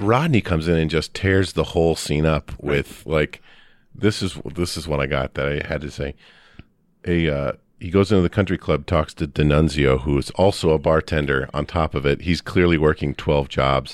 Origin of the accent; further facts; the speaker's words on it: Midwest, United States; I'm a kid from the Midwest